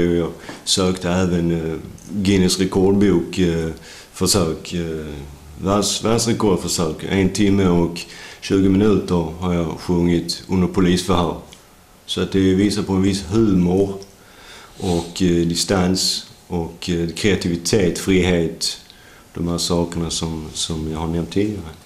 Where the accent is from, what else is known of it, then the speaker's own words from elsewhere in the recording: Sweden; also born or lived in United States; jag föddes svensk